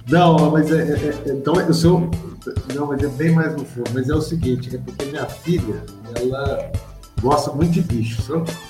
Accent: Campo Belo, Minas Gerais, Brazil; eu sou natural né, de Campo Belo, é uma cidade aqui vizinha, cidade de Formiga

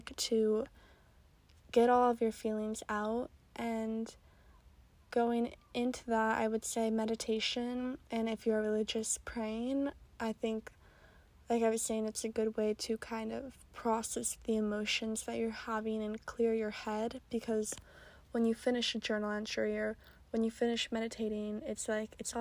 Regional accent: Oregon, United States; moved away; I'm originally from Oregon

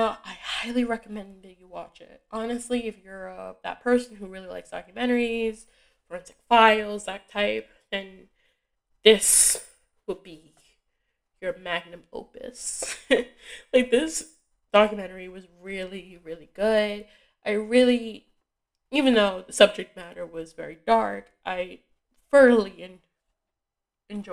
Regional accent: Massachusetts, United States; I'm from Massachusetts

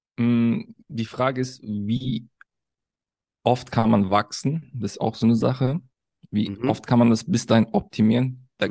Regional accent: Cologne, North Rhine-Westphalia, Germany; ich bin in Köln geboren, aufgewachsen

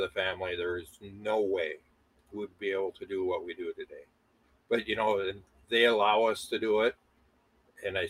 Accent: Moorhead, Minnesota, United States; I'm originally from Moorhead. I currently live about a half a mile on the same road from the house that I grew up

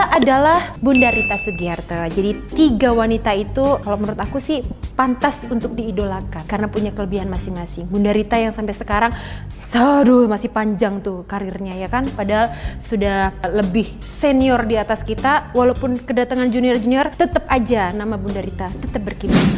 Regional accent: Banyuwangi, East Java, Indonesia; Aku tuh berasal dari Banyuwangi, desanya Sumber Jambi di pelosok dusun masuk gunung keluar gunung.

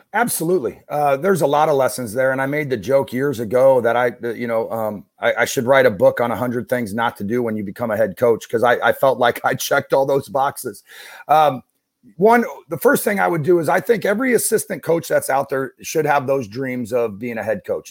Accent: Issaquah, Washington, United States; now in Saint Louis, United States; I grew up outside of Seattle, um, in, uh, in a town called Issaquah

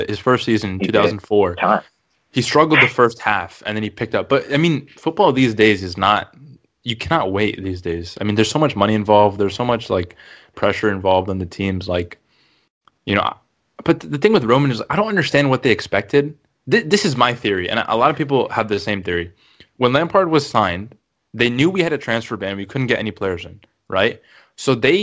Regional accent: United States; accent: American; My American accent

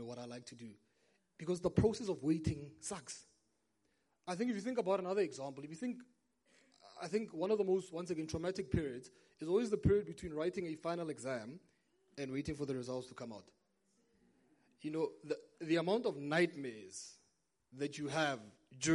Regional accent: Brits, North West, South Africa; moved away; I remember growing up, now I'm originally from Brits in the northwest, just about 40 minutes that way

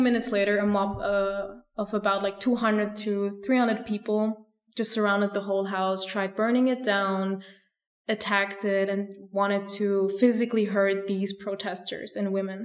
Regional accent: Vienna, Austria; I didn't feel safe in Vienna, in my hometown

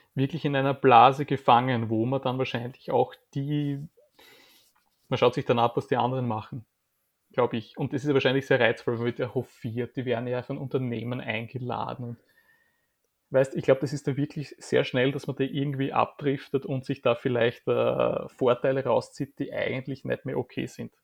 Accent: Graz, Styria, Austria; now in Vienna, Austria; Graz, meine Heimatstadt

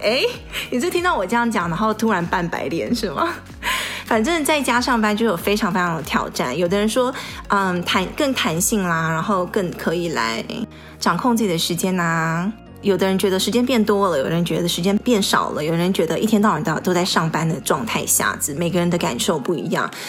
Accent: Taiwan; moved away as an adult; now in Bay Area, United States; 我当初是从台湾来的时候是先在，呃，当地上的社区大学，然后转学到那个U C Berkeley

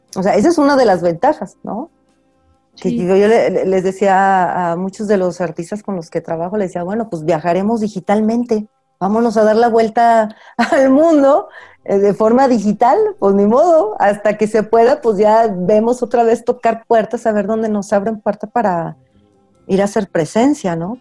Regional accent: Aguascalientes, Mexico; yo soy de Aguascalientes y siempre estoy muy atenta a, a lo que se hace en Aguascalientes

